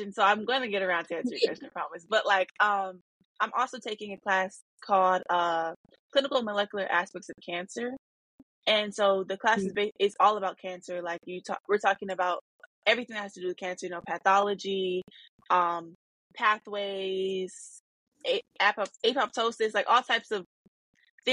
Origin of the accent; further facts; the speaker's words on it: Arizona, United States; moved away as an adult; now in Detroit, United States; growing up in Arizona and being in a black city now in Detroit, Michigan